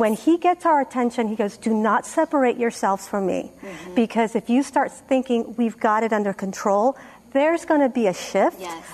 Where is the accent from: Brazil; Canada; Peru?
Peru; now in United States; I'm from Peru